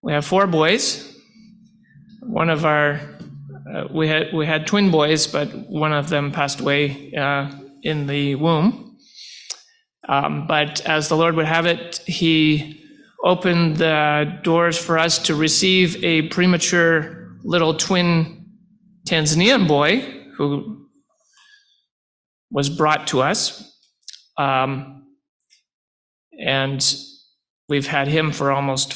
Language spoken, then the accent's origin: English; Renfrew, Ontario, Canada; I was born and raised in the Renfrew area.